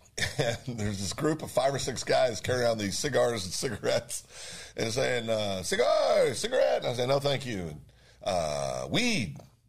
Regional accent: Eureka, Kansas, United States; moved away; I'm from Eureka.

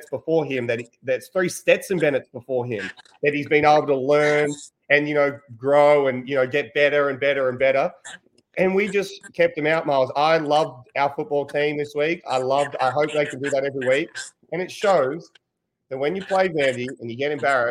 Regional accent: Australia; as an Australian

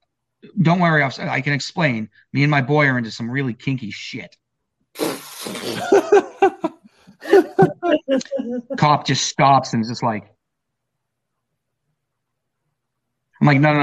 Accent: Gloucester, Massachusetts, United States; my hometown of Gloucester, Massachusetts

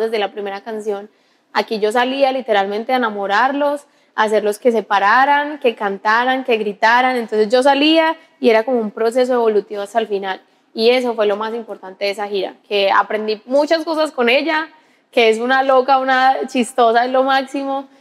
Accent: Paisa, Antioquia, Colombia

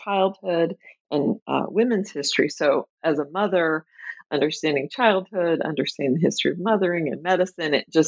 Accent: Tulsa, Oklahoma, United States; moved away as an adult; also born or lived in Chicago, Illinois; now in Minneapolis, United States; I grew up in Tulsa, Oklahoma.

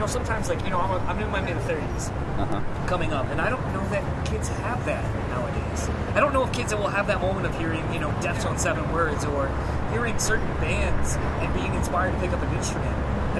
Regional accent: California, United States; I'm from California, and the band Suicide Silence, and I play the guitar.

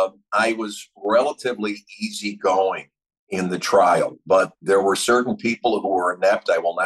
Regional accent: Chicago, Illinois, United States; because I'm from Chicago

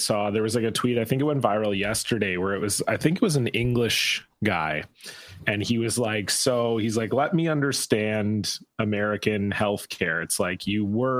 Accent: Canada; we're both Canadian

